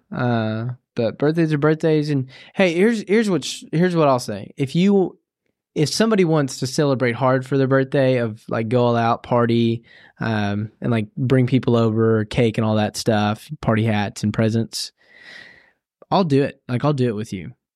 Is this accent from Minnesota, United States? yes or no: no; Tennessee, United States; I'm from the South, and so, uh, in Tennessee.